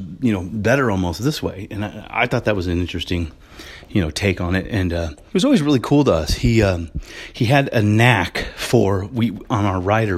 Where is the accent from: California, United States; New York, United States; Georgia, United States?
California, United States; Los Angeles; being from California, growing up in Hollywood like I did